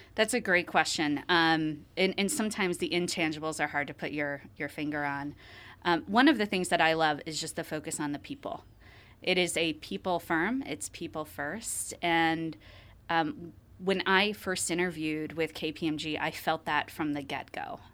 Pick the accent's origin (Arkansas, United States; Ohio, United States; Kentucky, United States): Ohio, United States; Columbus; I'm from Ohio, actually. Um, I grew up around Columbus, Ohio